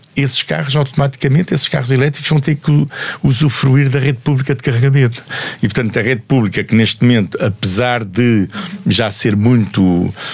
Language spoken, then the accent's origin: Portuguese; Portugal; sei como português